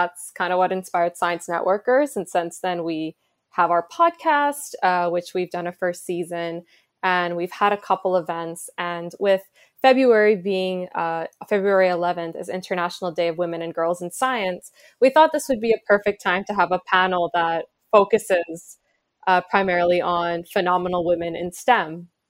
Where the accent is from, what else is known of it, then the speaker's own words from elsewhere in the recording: India; in many ways I felt represented as an Indian woman.